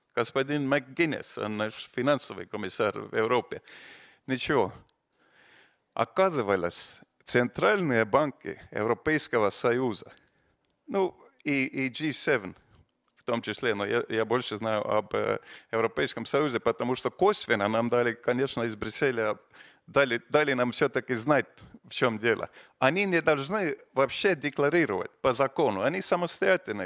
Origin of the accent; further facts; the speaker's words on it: Estonia; мы из Эстонии, из, из, из э, балтийских стран